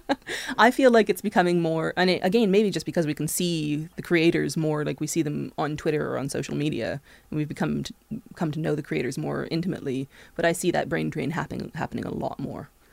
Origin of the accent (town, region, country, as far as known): Canada; also born or lived in England